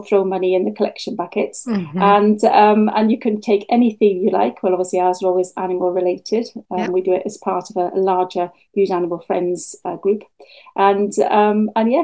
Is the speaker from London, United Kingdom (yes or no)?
no; Wales, United Kingdom; now in Bude, United Kingdom; When I was growing up in Wales